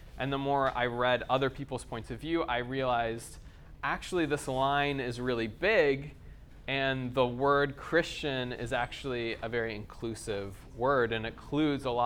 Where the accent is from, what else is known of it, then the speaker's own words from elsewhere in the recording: United States; accent: American; moved away; if you can't tell from my accent, I'm from America.